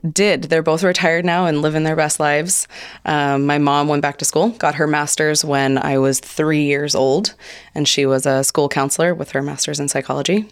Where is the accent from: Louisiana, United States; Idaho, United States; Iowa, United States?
Idaho, United States; Hope; born and raised in Hope, Idaho